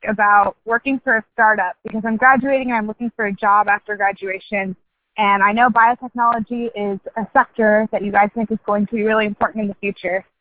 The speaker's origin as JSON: {"language": "English", "region": "California Central Valley", "country": "United States", "also_born_or_lived": "Ithaca, New York", "moved": "as an adult", "said": "I'm originally from the California Central Valley."}